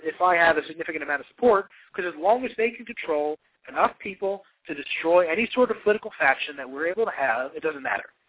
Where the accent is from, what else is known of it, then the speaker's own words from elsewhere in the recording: New Jersey, United States; I'm from New Jersey.